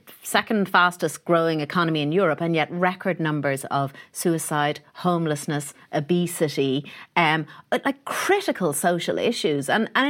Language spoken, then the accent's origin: English; Ireland; suppose we are very nationalistic, you know, in a different way to the UK, and we are very proud of being Irish.